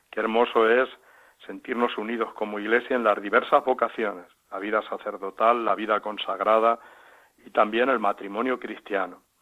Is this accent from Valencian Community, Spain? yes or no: yes; Onda, Valencian Community, Spain; now in Villacañas, Spain; Soy de Honda, un pueblo de Castellón. Vivo actualmente en Villacañas, Toledo